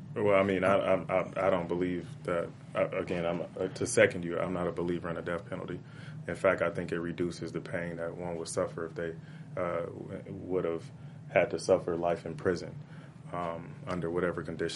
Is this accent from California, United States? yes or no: yes; Compton, California, United States; growing up in Compton